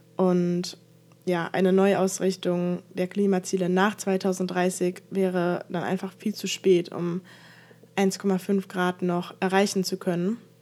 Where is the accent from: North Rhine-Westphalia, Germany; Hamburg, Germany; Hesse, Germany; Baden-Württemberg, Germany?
Hesse, Germany; Frankfurt; ich komme aus Frankfurt